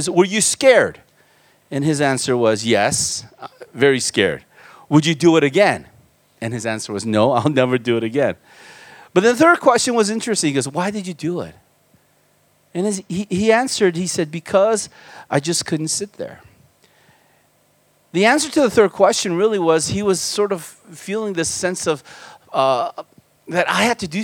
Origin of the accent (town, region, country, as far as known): United States; born or raised there; also born or lived in Korea